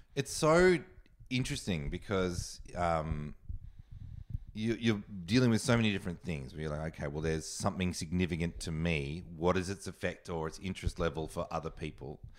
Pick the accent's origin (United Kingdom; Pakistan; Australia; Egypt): Australia; moved away; also born or lived in New York; I'm Australian, and I loved being Australian